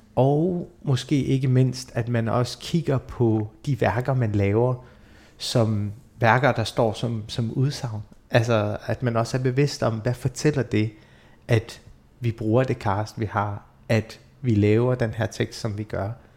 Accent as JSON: {"language": "Danish", "country": "Denmark", "tie": "born or raised there", "also_born_or_lived": "Iraq", "said": "jeg er født i Irak og kom til Danmark i 92"}